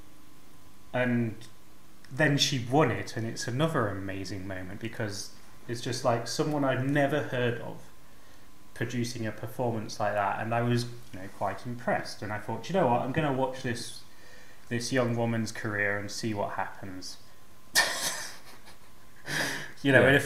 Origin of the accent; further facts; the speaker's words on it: United Kingdom; now in Zagreb, Croatia; I'm British